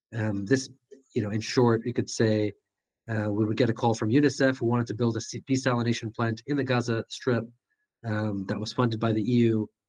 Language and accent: English; Skokie, Illinois, United States; growing up in Skokie